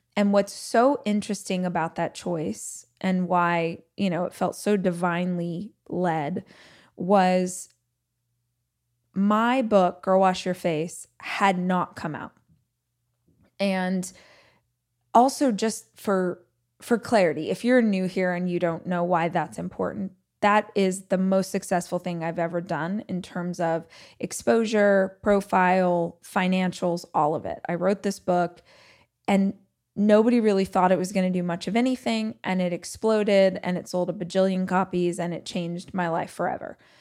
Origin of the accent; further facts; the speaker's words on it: Bakersfield, California, United States; moved away; I was born and raised in Southern California. very specifically, I was raised in a place called Bakersfield